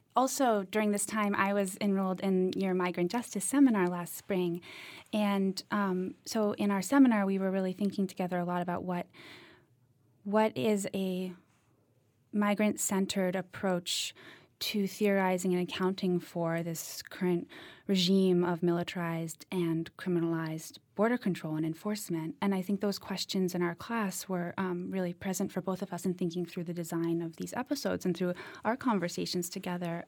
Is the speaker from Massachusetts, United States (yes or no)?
yes; Cambridge, Massachusetts, United States; moved away as an adult; also born or lived in Eastern Kentucky; I grew up in Cambridge, Massachusetts